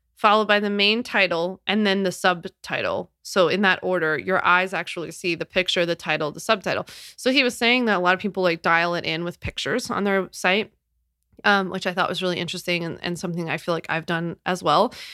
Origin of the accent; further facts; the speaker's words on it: Philadelphia, Pennsylvania, United States; I'm from Philly